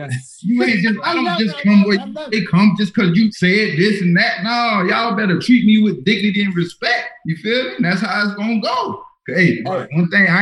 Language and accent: English; Fort Lauderdale, Florida, United States; I'm from Lauderdale